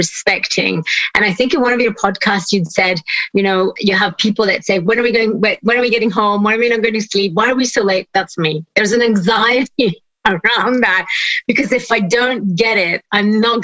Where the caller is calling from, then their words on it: Switzerland; I'm calling in from Switzerland.